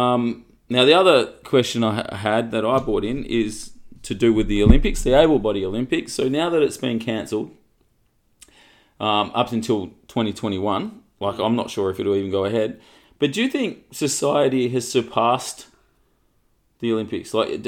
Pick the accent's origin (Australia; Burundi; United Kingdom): Australia; We're Australian, so we love the swimming.